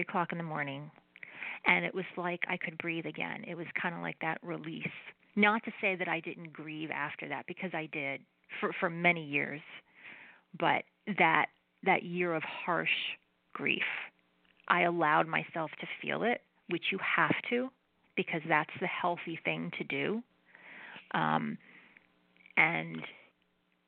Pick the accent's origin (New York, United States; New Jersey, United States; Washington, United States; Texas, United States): New Jersey, United States; I am Italian and I'm from New Jersey